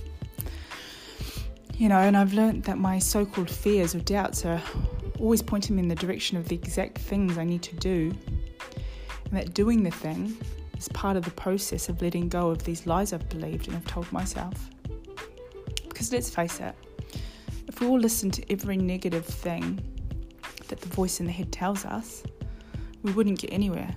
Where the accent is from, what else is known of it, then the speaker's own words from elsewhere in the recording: New Zealand; moved away as an adult; now in London, United Kingdom; I'm from New Zealand, but I've been living in London now for just over 13 years